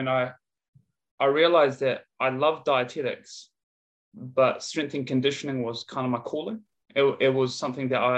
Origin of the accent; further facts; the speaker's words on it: Christchurch, Canterbury, New Zealand; moved away as an adult; also born or lived in Dunedin, New Zealand / Wollongong, Australia; now in Brisbane, Australia; originally I'm from Aotearoa, or what we'd call in English, New Zealand. So I was from Christchurch, New Zealand growing up